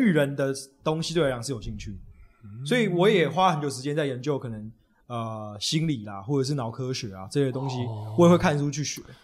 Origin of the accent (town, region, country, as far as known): Taipei, Taiwan; born or raised there; also born or lived in Beitou